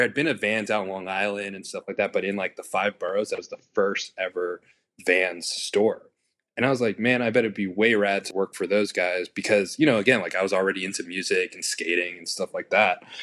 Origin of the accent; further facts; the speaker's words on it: New York City, New York, United States; I was born and raised in Queens, New York, city boy